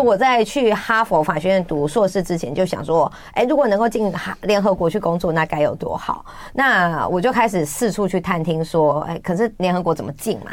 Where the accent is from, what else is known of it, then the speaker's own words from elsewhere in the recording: Taiwan; 这也是我们台湾人的共识